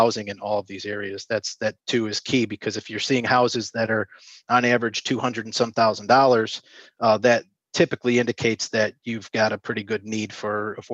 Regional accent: Chicago, Illinois, United States; also born or lived in Indianapolis / Springfield, Illinois; now in Northwest Indiana, United States; I was born and raised in the Chicago area

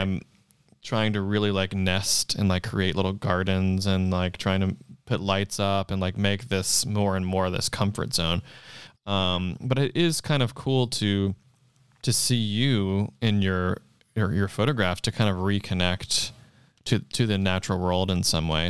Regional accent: Charleston, South Carolina, United States; moved away as an adult; now in Los Angeles, United States; I'm from South Carolina in Charleston

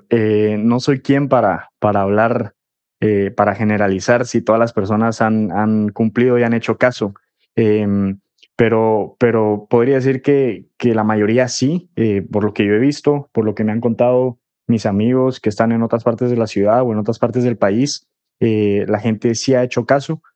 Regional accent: Guatemala; now in Madrid, Spain; soy periodista guatemalteco, vivo en Madrid

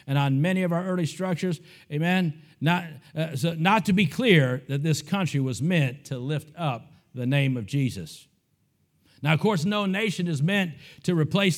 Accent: Ohio, United States; a little nobody from some little town in the great state of Ohio

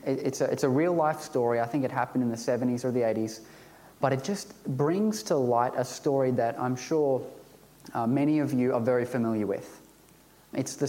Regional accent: Ipswich, Queensland, Australia; I grew up in Ipswich

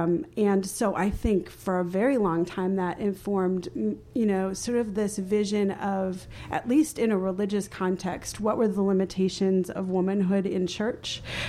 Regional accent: Bogota, Bogotá Capital District, Colombia; born there; I'm an adoptee. I was born in Bogota, Colombia, and I'm adopted to a white family.

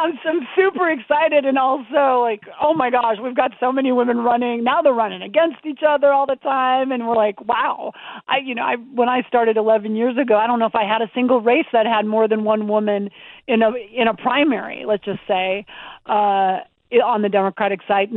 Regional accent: Montana, United States; I grew up in Montana

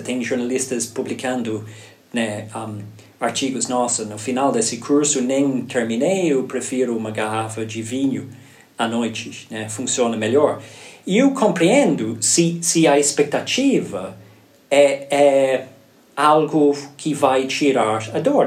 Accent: Ireland; Portuguese is a second language; moved away as an adult; now in Brazil; eu nasci na Irlanda

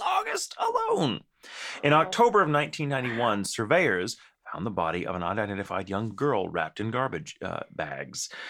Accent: Texas, United States; We're from Texas, and there's a lot more of us.

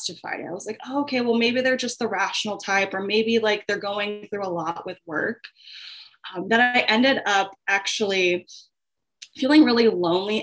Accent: Long Beach, California, United States; now in Chicago, United States; I am originally from Long Beach, California, but I now reside in Chicago, Illinois

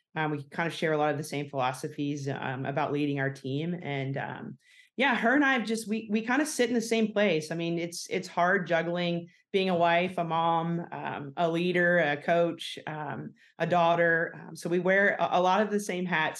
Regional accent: South Carolina, United States; moved away as an adult; also born or lived in Georgia; now in Arkansas, United States; I grew up in South Carolina

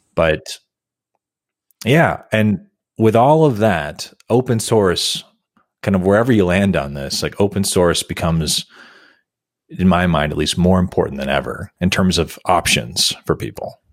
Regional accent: United States; for me as an American

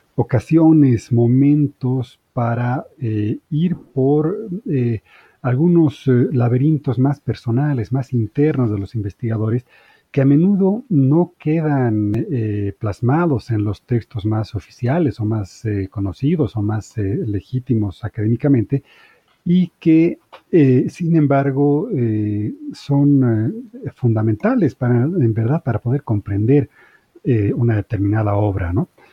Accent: Bolivia; moved away as an adult; also born or lived in Spain; now in Mexico; soy boliviano de origen, he vivido toda, aunque nací en España, pero digamos, toda la vida la, vivía en Bolivia

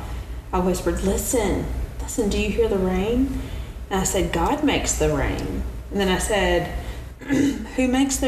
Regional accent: Midwest, United States; I'm from the Midwest

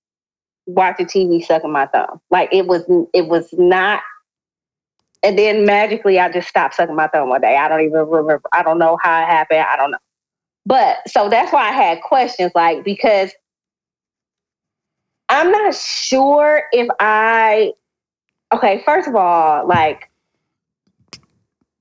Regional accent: Toledo, Ohio, United States; now in Marietta, United States; I am from Toledo, Ohio

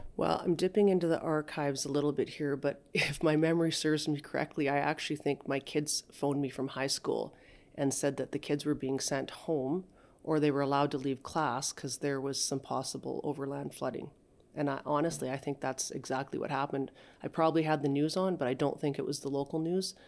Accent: Saskatchewan, Canada; now in High River, Canada; I'm originally from Saskatchewan

